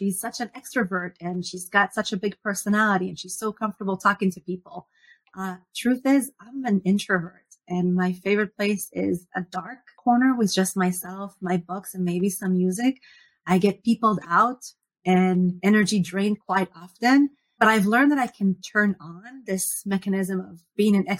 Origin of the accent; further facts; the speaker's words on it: Israel; moved away as an adult; now in Seattle, United States; I was born and raised in Israel